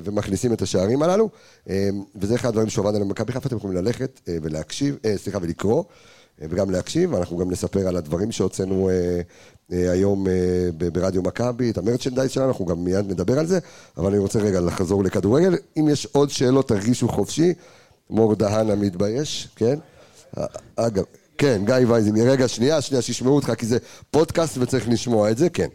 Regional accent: Jerusalem, Jerusalem District, Israel; אני ירושלמי

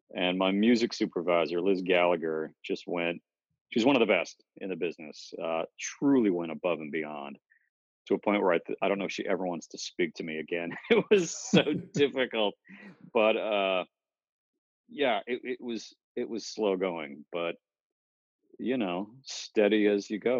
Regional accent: Cape Cod, Massachusetts, United States; we grew up on Cape Cod, Massachusetts

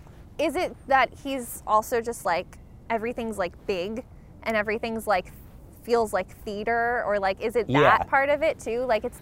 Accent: Allentown, Pennsylvania, United States; where are you from? And I'm like, Allentown.

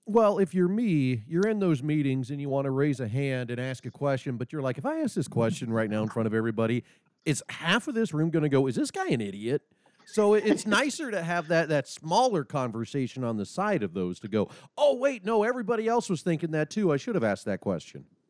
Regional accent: Nebraska, United States; now in North Dakota, United States; I'm obviously located in North Dakota as as our listeners and some people probably know, but I'm not originally from North Dakota. Originally being from Nebraska

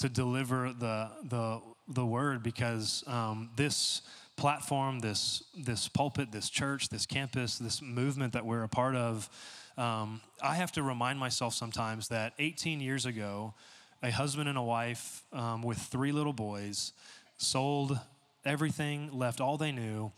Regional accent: Texas, United States; moved away as an adult; also born or lived in Dallas, Texas; now in San Diego, United States; I'm from Texas

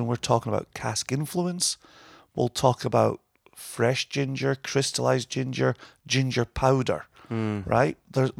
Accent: Scotland, United Kingdom; And I'm Scottish and there shouldn't be waste here.

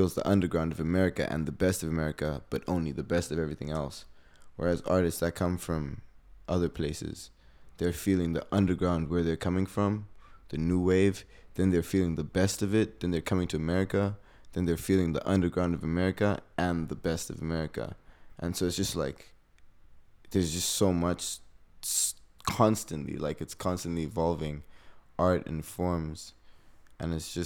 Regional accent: Harare, Zimbabwe; moved away as an adult; now in United States; So I'm from Zimbabwe, Harare, Zimbabwe. That's in Africa, for people that don't know. It's in the southern hemisphere of Africa. Mm-hmm. Born and raised out there

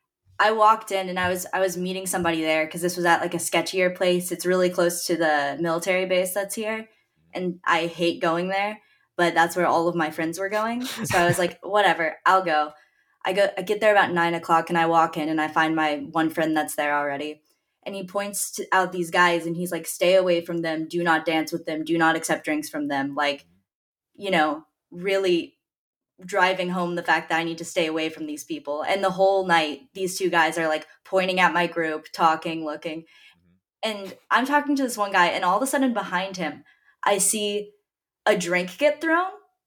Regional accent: Dallas, Texas, United States; accent: New Jersey; Yes, I was born in Dallas.

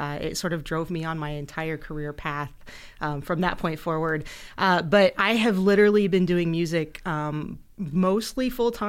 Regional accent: Ohio, United States; moved away; I came over from Ohio, and oh my God, I hate to say it, but like 22 years ago.

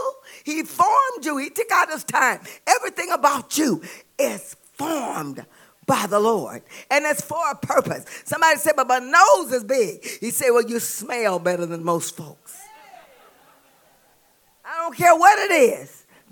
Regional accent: the South, United States; I'm from the South.

